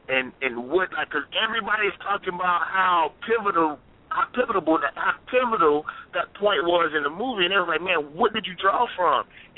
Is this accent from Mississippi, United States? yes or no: yes; Mississippi, United States; And I'm from Mississippi.